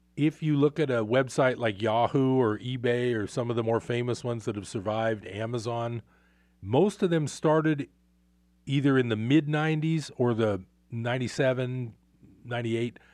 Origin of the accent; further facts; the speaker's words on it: Bay Area, California, United States; moved away as an adult; now in Northern California, United States; I grew up in the Bay Area